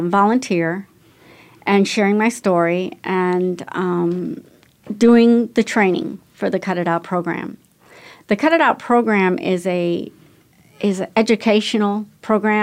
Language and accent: English; Atlanta, Georgia, United States; moved away as an adult; now in Scottsdale, United States; Well, I'm from Atlanta